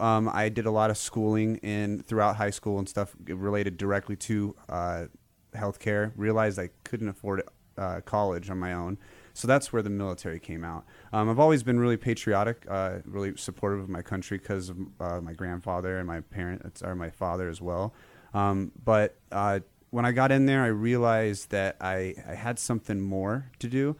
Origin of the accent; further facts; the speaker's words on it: California, United States; I was born in California